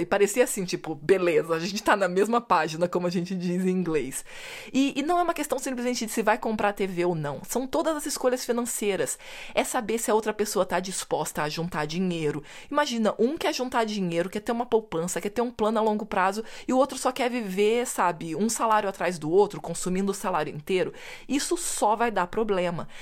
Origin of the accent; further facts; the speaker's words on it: Brazil; eu, como boa brasileira